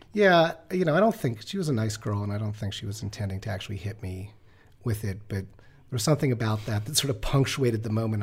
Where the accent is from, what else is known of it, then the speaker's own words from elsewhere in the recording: New York, United States; I grew up in New York